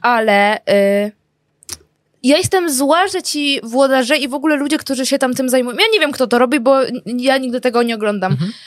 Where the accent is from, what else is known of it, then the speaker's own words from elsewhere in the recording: Żyrardów, Masovian Voivodeship, Poland; jak ja byłam mała, mieszkałam w Żlardowie